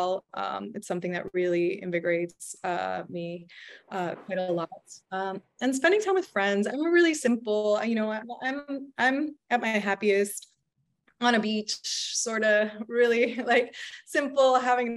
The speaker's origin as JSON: {"language": "English", "town": "Miami", "region": "Florida", "country": "United States", "tie": "born or raised there", "moved": "as an adult", "lives_now": "New York, United States", "said": "I'm a Miami native, you know, born and raised in Miami, but I've been in New York quite a long time at this point"}